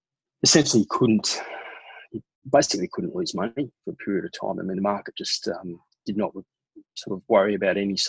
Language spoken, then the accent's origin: English; Brisbane, Queensland, Australia; also born or lived in London; growing up in Brisbane